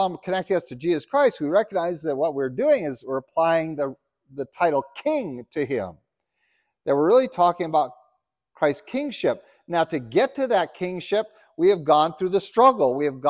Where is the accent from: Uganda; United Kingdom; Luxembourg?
Uganda; Yeah, I remember I grew up in Uganda. It was ruled by a guy named Idi Amin, who was the polar opposite.